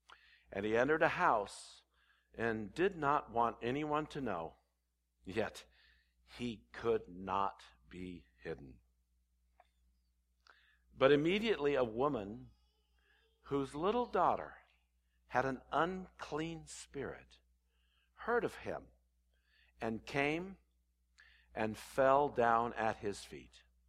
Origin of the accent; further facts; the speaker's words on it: Walnut Creek, California, United States; born there; I was born in San Francisco Bay Area. I was born in Walnut Creek, which is kind of a nice area.